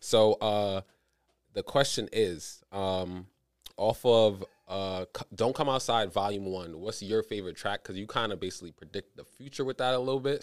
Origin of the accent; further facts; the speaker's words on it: New York City, New York, United States; I'm from East Flatbush